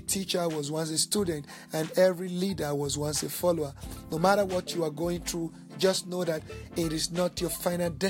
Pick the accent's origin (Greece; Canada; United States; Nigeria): Nigeria; now in South Africa; I'm originally from Nigeria, but I'm based in South Africa.